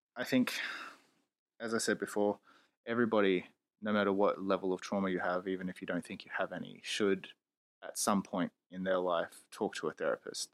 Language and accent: English; Australia; I'm a loudmouth Australian